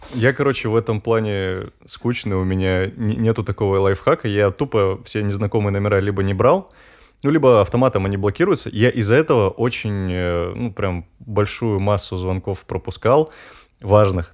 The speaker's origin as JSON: {"language": "Russian", "region": "Urals", "country": "Russia", "tie": "born or raised there", "said": "А я сам с Урала, и получается, зимы там такие, ну, по, посуровее, чем, э, в центральной России"}